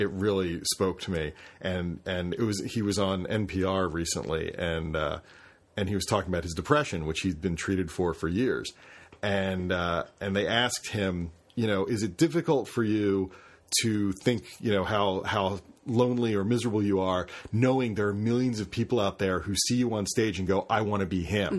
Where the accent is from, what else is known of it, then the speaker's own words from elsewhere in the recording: Carroll County, Pennsylvania, United States; I grew up in Carroll County.